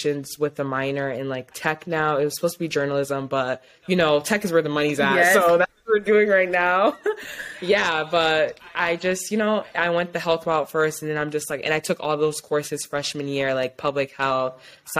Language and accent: English; Ypsilanti, Michigan, United States; also born or lived in Ann Arbor, Michigan / East Lansing, Michigan; my family is from West Africa, Mali and Guinea, but I am from Ypsilanti, Michigan